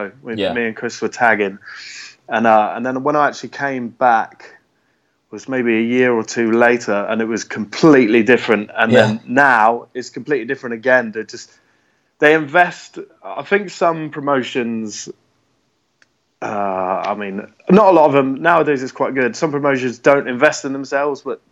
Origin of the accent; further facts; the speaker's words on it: Devon, South West England, United Kingdom; also born or lived in Birmingham; I moved from Birmingham when I was 10 down to Devon, and I moved into a little village